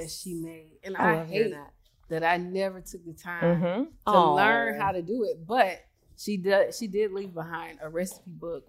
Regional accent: South Carolina, United States; I'm from South Carolina.

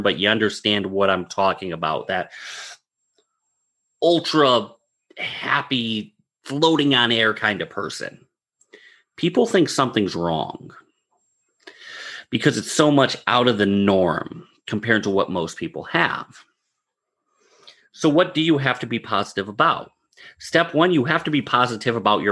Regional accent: Northeast, United States; I'm from the Northeast

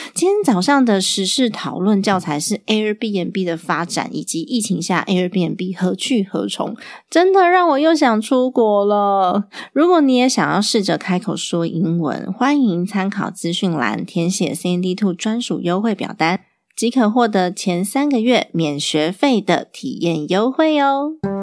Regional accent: Taiwan; also born or lived in United States; 我爸还规定我那时候在美国念书的时候，我半年要回台湾一次

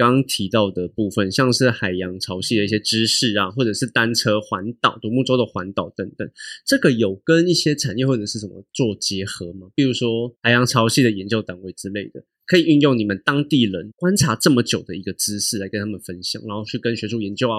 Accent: Taipei, Taiwan; 还是对我台北人太那个？

